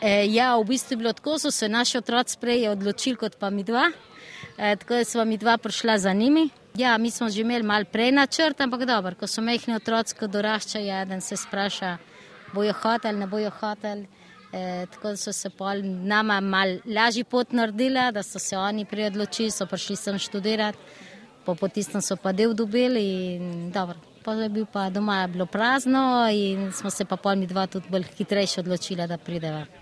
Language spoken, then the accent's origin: Slovenian; Buenos Aires, Argentina; moved away as an adult; now in Slovenia; Mi smo rojeni v Argentini, vsi te, ki smo tukaj, smo rojeni v Argentini. Ja, ja. V oh, Buenos Airesu